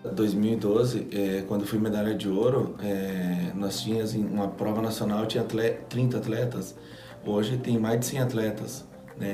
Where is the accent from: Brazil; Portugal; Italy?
Brazil; Eu saí do Brasil